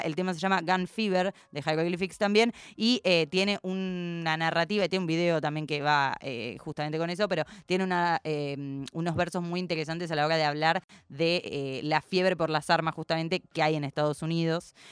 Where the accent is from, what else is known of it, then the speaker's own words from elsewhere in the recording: Argentina; como buena argentina que soy